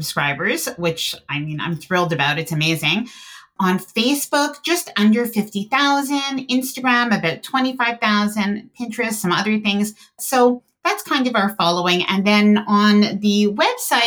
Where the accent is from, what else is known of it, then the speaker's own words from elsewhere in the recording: Canada; I am Canadian